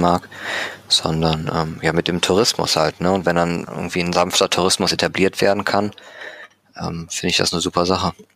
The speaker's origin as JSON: {"language": "German", "town": "Düsseldorf", "region": "North Rhine-Westphalia", "country": "Germany", "said": "Henkel bei uns in Düsseldorf"}